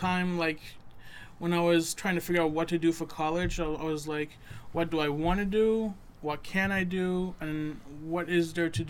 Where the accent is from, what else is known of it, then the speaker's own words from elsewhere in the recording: Derry, New Hampshire, United States; also born or lived in Massachusetts; I was born in Massachusetts, grew up in Derry.